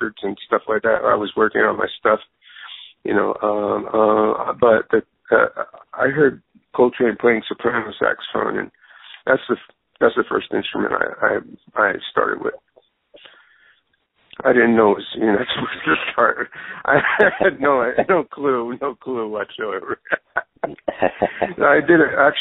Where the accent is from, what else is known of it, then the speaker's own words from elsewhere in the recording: New York City, New York, United States; now in Los Angeles, United States; I'm from the Bronx in New York